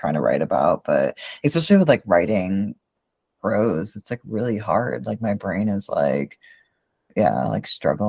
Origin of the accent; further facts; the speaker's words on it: Boston, Massachusetts, United States; moved away; I'm originally from Boston. Like, I'm not from Western Mass.